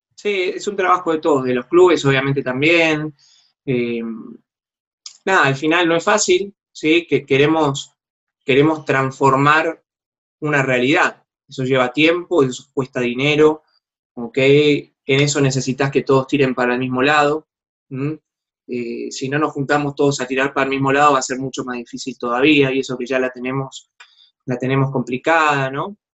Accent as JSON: {"language": "Spanish", "country": "Argentina"}